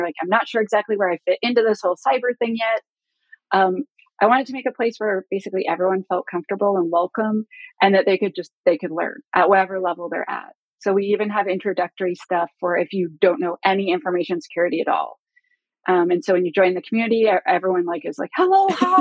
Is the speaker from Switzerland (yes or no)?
no; Canada; I'm Canadian